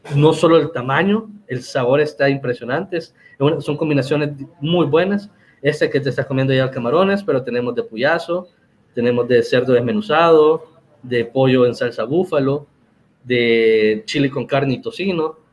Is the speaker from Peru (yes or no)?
no; El Salvador; somos salvadoreños